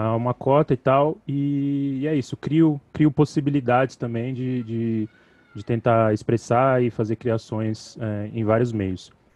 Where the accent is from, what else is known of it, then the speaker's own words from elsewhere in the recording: São Paulo, Brazil; localizado no Capão Redondo, Coab Adventista, local onde eu nasci e resido até hoje